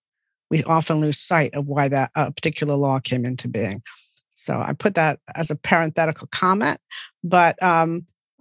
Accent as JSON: {"language": "English", "country": "United States", "said": "as an American"}